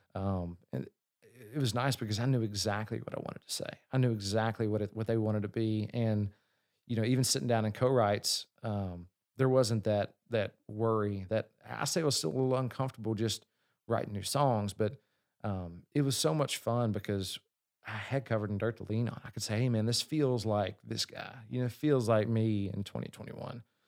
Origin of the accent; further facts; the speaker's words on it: Kentucky, United States; I'm from Kentucky